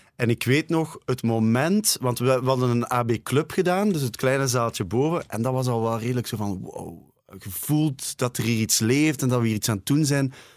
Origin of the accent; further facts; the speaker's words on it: Ghent, Flanders, Belgium; omdat ik van Gent ben